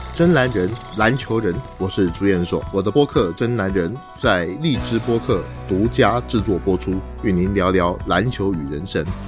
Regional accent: Taipei, Taiwan; moved away as an adult; now in Beijing, China; 我是从台北来的

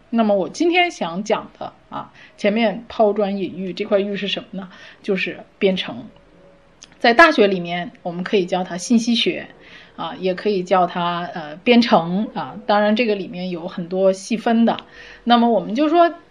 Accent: China; 我们中国人

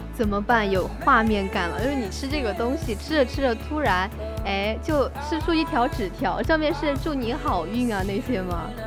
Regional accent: China; 我们中国的食物

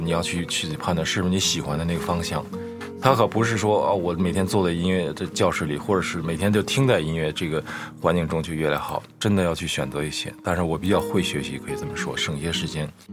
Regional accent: Beijing, China; 我小时候在那个城市里，在胡同里长大

